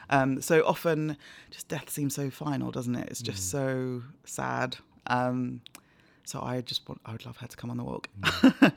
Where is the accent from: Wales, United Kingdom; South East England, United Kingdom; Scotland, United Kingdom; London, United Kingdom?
London, United Kingdom; also born or lived in Nigeria / Hampshire / Cambridge; I was born in Nigeria but moved to London when I was four